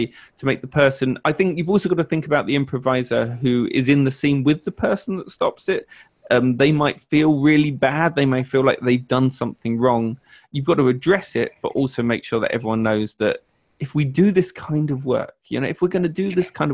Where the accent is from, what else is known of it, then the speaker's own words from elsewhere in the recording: United Kingdom; I'm British